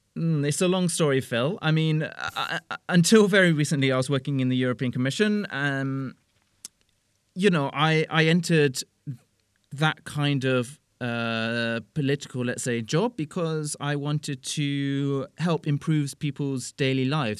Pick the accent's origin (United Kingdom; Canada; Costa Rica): United Kingdom; moved away as an adult; now in Brussels, Belgium; I am British.